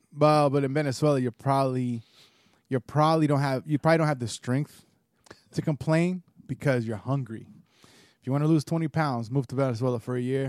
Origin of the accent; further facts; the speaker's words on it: United States; being Puerto Rican, being a white Puerto Rican, and growing up in the United States